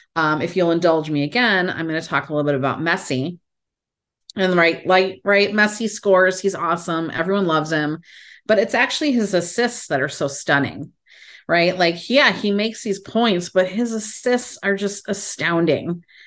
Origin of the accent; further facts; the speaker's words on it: Chicago, Illinois, United States; I'm from Chicago